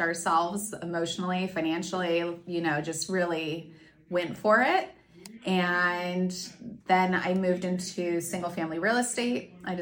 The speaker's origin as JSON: {"language": "English", "town": "Tucson", "region": "Arizona", "country": "United States", "tie": "born or raised there", "moved": "yes", "lives_now": "San Diego, United States", "said": "Born and raised in Tucson, Arizona"}